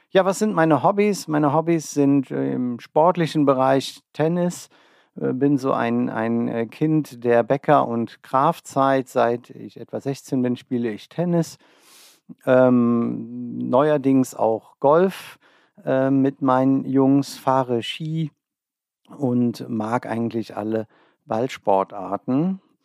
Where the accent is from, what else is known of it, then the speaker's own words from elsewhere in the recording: Olsheim, Rhineland-Palatinate, Germany; moved away as an adult; also born or lived in Trier / Bonn; now in Ober-Olm, Germany; Ich komme ursprünglich aus der Eifel, einem kleinen Ort namens Olsheim